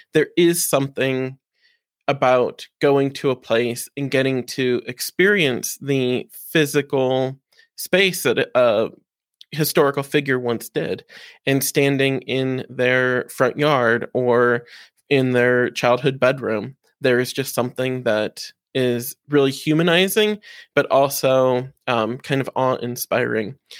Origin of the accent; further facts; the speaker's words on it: Defiance, Ohio, United States; I grew up in Defiance, Ohio